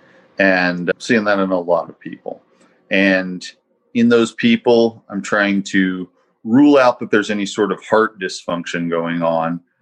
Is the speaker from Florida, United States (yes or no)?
no; Eastern Kentucky, United States; I grew up in Eastern Kentucky